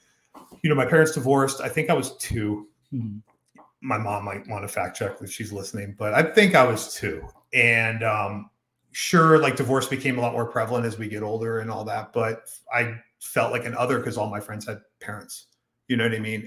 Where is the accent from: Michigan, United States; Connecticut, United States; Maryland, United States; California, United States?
Maryland, United States; Silver Spring; I was born in Silver Spring, Maryland, mm-hmm. at Holy Cross Hospital on February 27th, 1982.